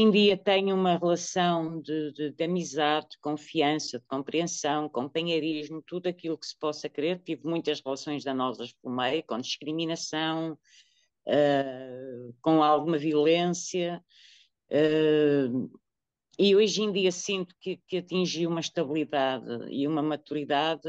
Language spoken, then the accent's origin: Portuguese; Porto, Norte, Portugal; now in Coimbra, Portugal; sou natural do Porto, mas vivo em Coimbra, na zona de Coimbra